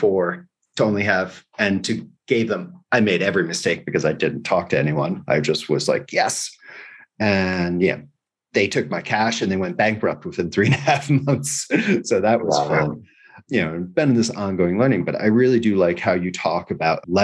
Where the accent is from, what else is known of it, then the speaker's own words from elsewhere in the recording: United States; now in Spain; I'm an American